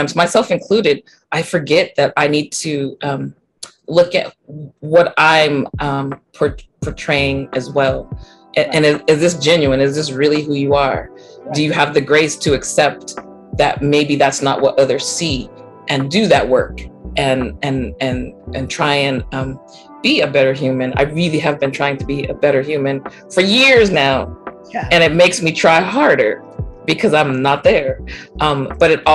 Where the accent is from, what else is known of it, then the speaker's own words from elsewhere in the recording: Central Valley, California, United States; I'm born and raised in California